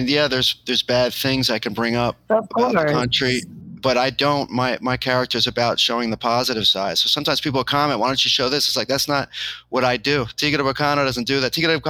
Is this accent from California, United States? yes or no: no; New York City, New York, United States; I have all my friends in New York City already. Like I grew up in New York City.